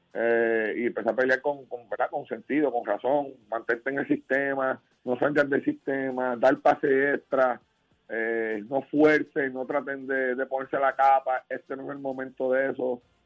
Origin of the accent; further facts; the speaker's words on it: Puerto Rico; como puertorriqueño que soy